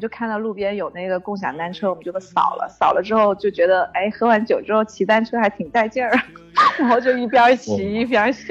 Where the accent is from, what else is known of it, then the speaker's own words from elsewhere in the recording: Guangdong, China; 因为因为我们广东人比较注重食疗嘛，然后其实基本上很多人家里都会泡一些药酒